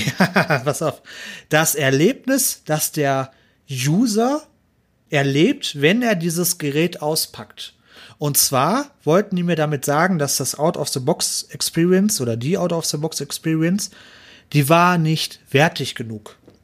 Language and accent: German; Ruhr area, North Rhine-Westphalia, Germany; ich komme aus Ruhrpott